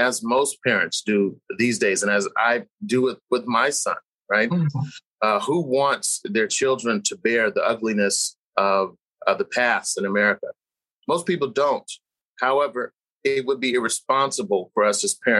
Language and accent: English; San Jose, California, United States; In California. I grew up in Northern California. I'm from San Jose